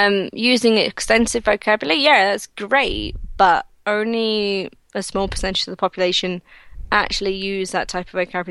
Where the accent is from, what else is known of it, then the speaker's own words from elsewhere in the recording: Nottingham, East Midlands, United Kingdom; accent: Nottingham; I had speech at, elocution at college to get rid of my Nottingham accent, which misses out a lot of letters and it's mumbling.